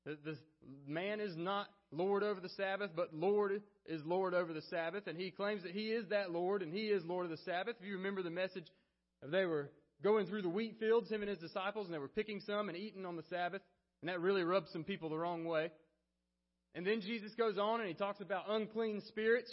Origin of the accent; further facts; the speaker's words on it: Alabama, United States; I was from Alabama